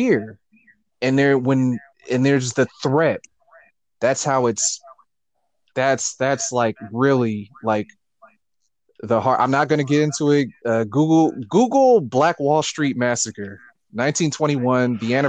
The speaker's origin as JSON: {"language": "English", "country": "United States", "tie": "born or raised there"}